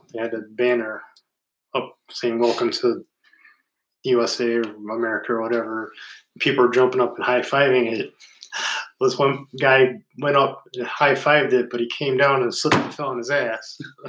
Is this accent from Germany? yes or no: yes; Germany; born there; I was born in Germany.